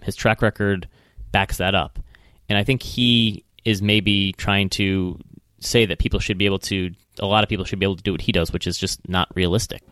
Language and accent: English; Midwest, United States; accent: Midwestern; my Midwestern accent